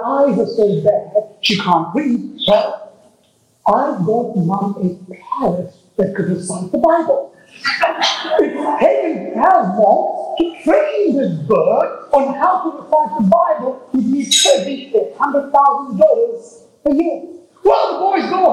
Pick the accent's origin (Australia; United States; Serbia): United States; Texas; I'm from Texas